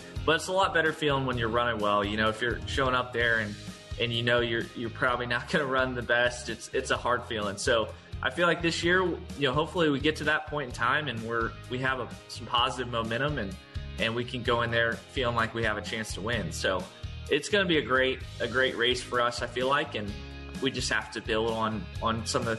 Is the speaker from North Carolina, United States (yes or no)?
yes; Charlotte, North Carolina, United States; growing up in Charlotte